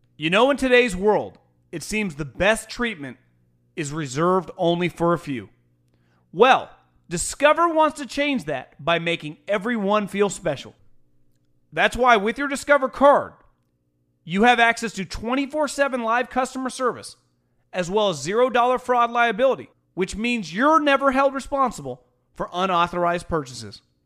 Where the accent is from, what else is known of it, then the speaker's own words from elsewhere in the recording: West Coast, United States; I'm born and raised on the West Coast